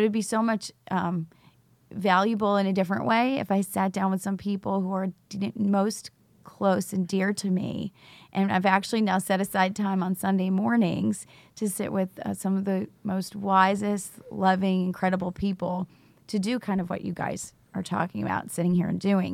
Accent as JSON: {"language": "English", "region": "New York", "country": "United States", "also_born_or_lived": "Charlotte, North Carolina", "moved": "yes", "lives_now": "Rock Hill, United States", "said": "I was actually originally from New York, but I'm a teacher in Charlotte Mecklenburg. and actually live in Rock Hill, South Carolina"}